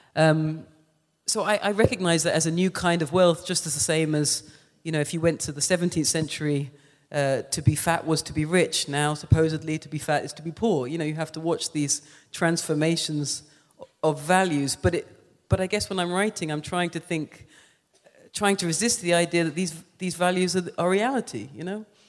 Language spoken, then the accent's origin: English; England, United Kingdom; now in New York, United States; I grew up in England